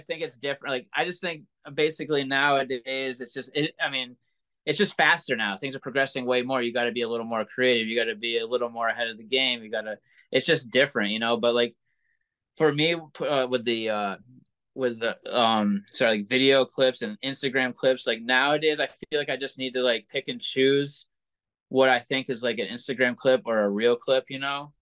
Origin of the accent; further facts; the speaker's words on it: Williamstown, Massachusetts, United States; also born or lived in Pittsfield, Massachusetts; I was from Williamstown, Massachusetts, which was like 30 minutes away